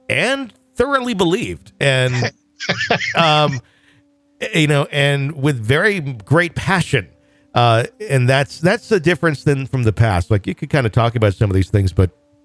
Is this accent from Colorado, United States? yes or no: no; Wisconsin, United States; I grew up in Wisconsin